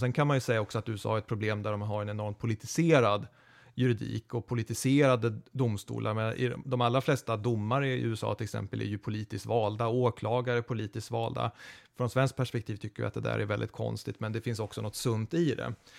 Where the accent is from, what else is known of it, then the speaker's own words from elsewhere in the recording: Eskilstuna, Södermanland, Sweden; Jag är född i Eskilstuna